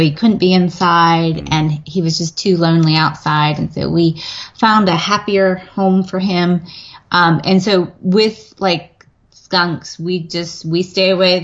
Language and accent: English; western Pennsylvania, United States; moved away as an adult; now in Virginia, United States; I grew up in Pennsylvania, but okay. I grew up in a very similar community. it was in the western part of Pennsylvania, mountain foothills region.